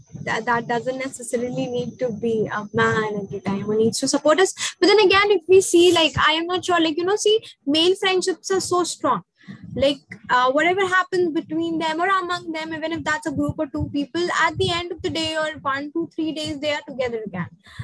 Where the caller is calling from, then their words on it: India; like I am speaking from India